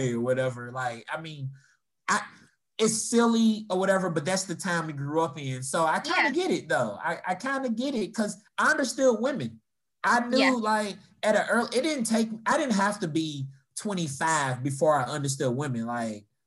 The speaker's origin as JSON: {"language": "English", "town": "Louisville", "region": "Kentucky", "country": "United States", "tie": "born or raised there", "said": "growing up in Louisville, we didn't get a Popeye's until until like 2001 or something like that."}